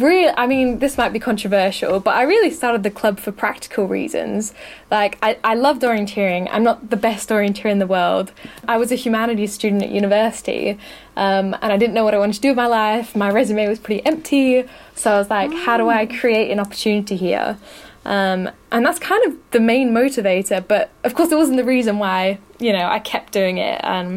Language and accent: English; Australia; moved away as an adult; now in United Kingdom; I grew up in Australia, but I was actually born in the UK.